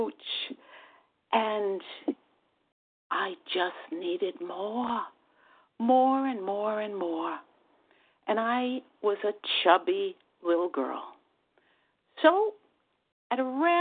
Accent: New York, United States; accent: New York; from New York. And my New York accent gives that away very readily

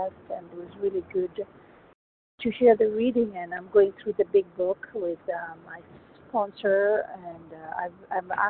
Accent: Kenya; moved away as an adult; now in United States; I grew up in Kenya.

